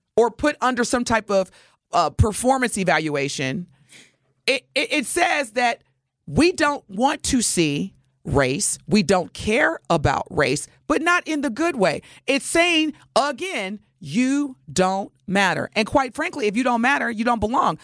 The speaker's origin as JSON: {"language": "English", "region": "Wisconsin", "country": "United States", "tie": "born or raised there", "also_born_or_lived": "Indiana", "said": "I was originally born in Indiana, but I've spent the majority of my life in Wisconsin"}